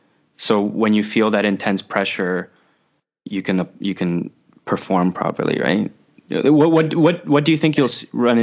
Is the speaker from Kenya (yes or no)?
no; Canada; moved away; also born or lived in Japan; I'm French Canadian. Like, we're passionate people.